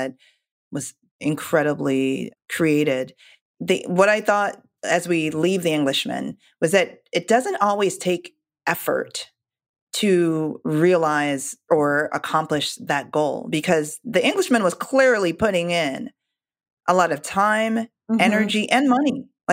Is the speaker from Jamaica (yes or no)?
yes; Jamaica; I'm Jamaican